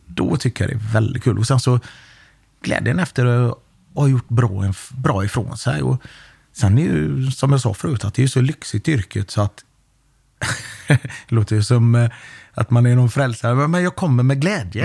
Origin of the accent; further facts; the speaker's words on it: Gothenburg, Västra Götaland, Sweden; när vi växte upp i Biskopsgården